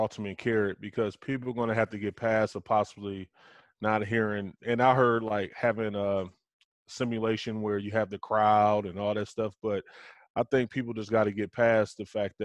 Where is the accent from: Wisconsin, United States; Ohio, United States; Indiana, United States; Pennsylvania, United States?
Wisconsin, United States; Racine; I grew up in Racine, Wisconsin